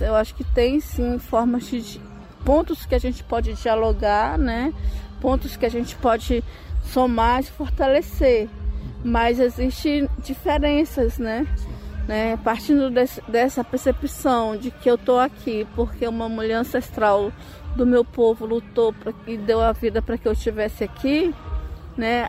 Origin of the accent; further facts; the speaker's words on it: Brazil; eu sou da Amazônia